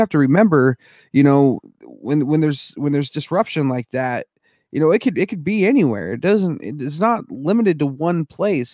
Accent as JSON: {"language": "English", "town": "Denver", "region": "Colorado", "country": "United States", "tie": "born or raised there", "moved": "yes", "lives_now": "Seattle, United States", "said": "I was born and raised in Denver"}